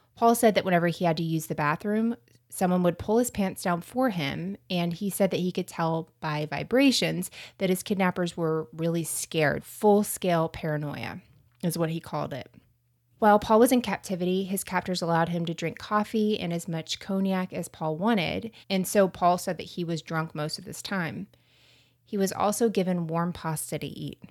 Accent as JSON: {"language": "English", "region": "Florida", "country": "United States", "accent": "Florida", "said": "my American accent is coming out and, uh, m, Florida accent"}